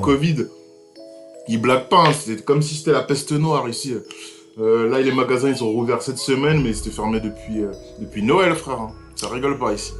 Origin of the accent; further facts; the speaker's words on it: Sarcelles, Île-de-France, France; moved away as an adult; j'ai grandi à Sarcelles, qui est une ville les plus cosmopolites de France